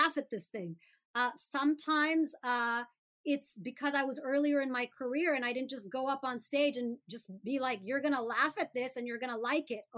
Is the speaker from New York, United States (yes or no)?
no; Birmingham, Alabama, United States; I grew up in Birmingham, Alabama